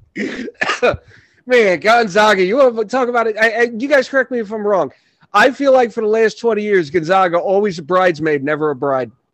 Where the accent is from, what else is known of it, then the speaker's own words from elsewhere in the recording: New York City, New York, United States; now in Orange County, New York, United States; I was born in Brooklyn.